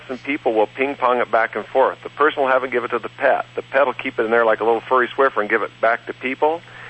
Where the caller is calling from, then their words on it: North Idaho, United States; I'm calling from Almost Heaven Ranch in North Idaho.